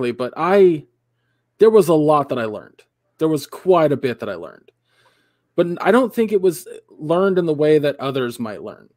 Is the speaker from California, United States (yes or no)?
yes; California, United States; a Californian city boy